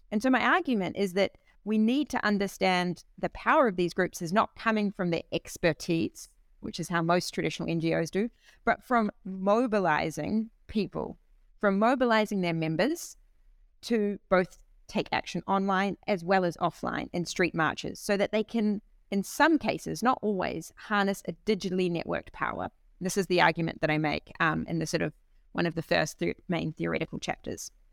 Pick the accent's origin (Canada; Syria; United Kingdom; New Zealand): New Zealand; also born or lived in Berlin, Germany; now in Bologna, Italy; I'm a New Zealander.